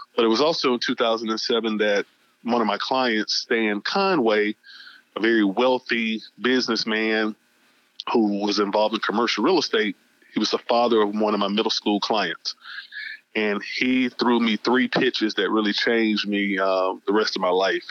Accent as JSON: {"language": "English", "town": "Atlanta", "region": "Georgia", "country": "United States", "tie": "born or raised there", "said": "I was born and raised in Atlanta, Georgia, in 1976, and uh, was a Grady baby"}